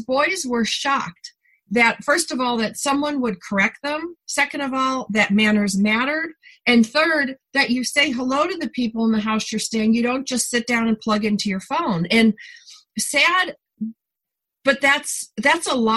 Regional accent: New York, United States; now in California, United States; I'm a New Yorker by birth

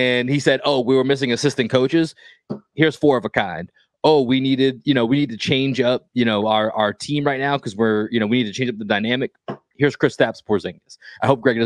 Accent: Boston, Massachusetts, United States; I grew up in Dorchester

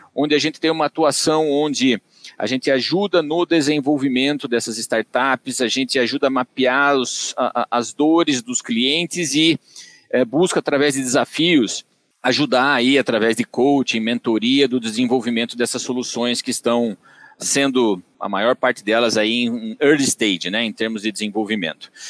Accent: Tatuí, São Paulo, Brazil; accent: caipira; eu sou natural de Tatuí, eu vou comentar isso porque facilmente vocês vão identificar pelo meu sotaque meu sotaque é caipira

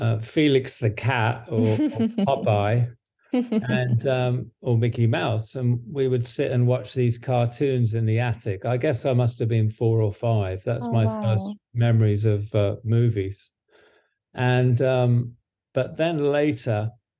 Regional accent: Devon, South West England, United Kingdom; now in Santa Monica, United States; my wife and I still have a place, a flat in England, in Devon.

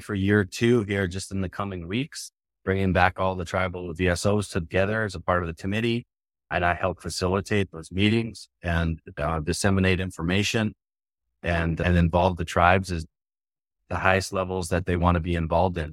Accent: Spirit Lake Nation Reservation, North Dakota, United States; I was born and raised on the Spirit Lake Nation Reservation

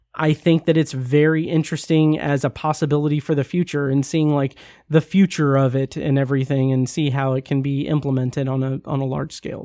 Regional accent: Speedway, Indiana, United States; both of us growing up in Speedway

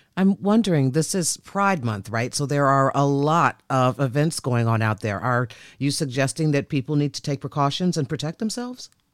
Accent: Chicago, Illinois, United States; moved away; also born or lived in New York; I'm from Chicago

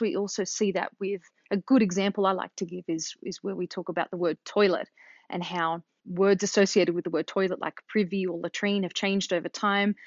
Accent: Australia; moved away as an adult; now in United States; growing up in Australia

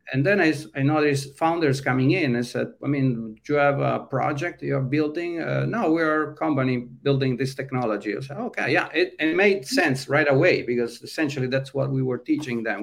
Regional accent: Italy; moved away as an adult; now in California, United States; i was running a software house that then became a web agency in my hometown and at that time in the mid 90s wasn't really difficult to find clients in uh, mid-sized towns in italy

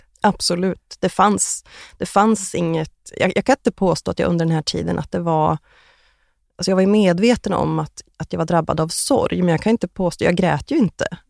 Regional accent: Västerås, Västmanland, Sweden; moved away as an adult; now in Trollhättan, Sweden; 2016 flyttade jag till Trollhättan från min hemstad Västerås

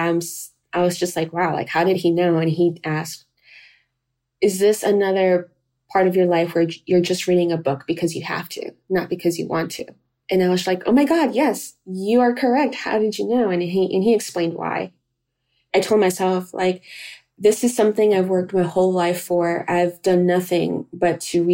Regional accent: North Carolina, United States; moved away as an adult; also born or lived in Cali, Colombia / New York City; now in Portland, Maine, United States; We then shortly moved to North Carolina, and there I did all of my schooling.

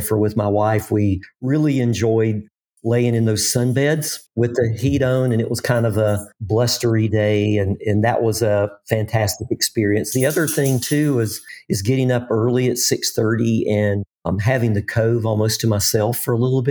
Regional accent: South Carolina, United States; growing up in South Carolina

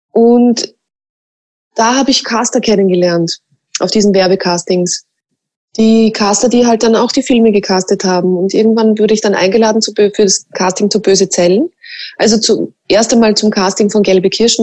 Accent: Mostviertel, Lower Austria, Austria; accent: Mostviertler Dialekt; ich rede auch Mostviertler Dialekt

